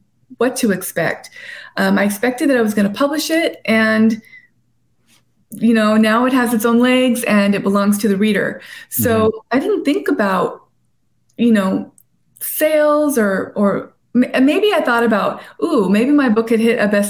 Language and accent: English; La Habra Heights, California, United States; moved away as an adult; also born or lived in La Puente; now in San Diego, United States; After I was in that bad foster home in La Puente, then I moved to La Habra Heights. And so I went to Rancho Starbuck and went to La Habra